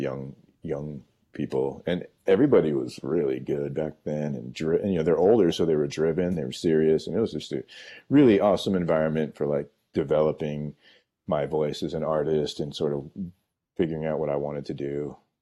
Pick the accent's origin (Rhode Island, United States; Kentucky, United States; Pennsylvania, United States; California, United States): California, United States; San Francisco; I grew up in San Francisco